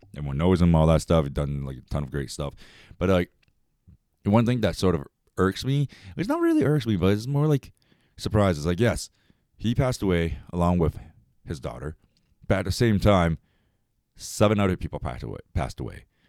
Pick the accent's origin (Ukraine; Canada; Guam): Canada; I am Chinese. I'm Canadian, Chinese and Canadian Chinese